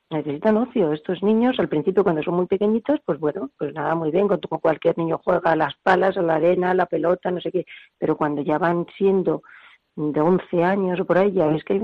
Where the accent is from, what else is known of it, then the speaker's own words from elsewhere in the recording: Barcelona, Catalonia, Spain; born there; moved away as an adult; now in Madrid, Spain; yo ya te dije que nació en Barcelona, pues eh, vine a Madrid después de las Olimpiadas